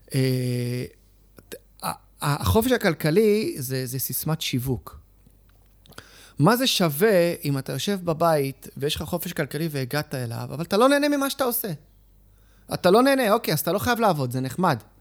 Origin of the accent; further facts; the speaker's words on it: Israel; אני נולדתי בארץ, ההורים שלי עלו עולים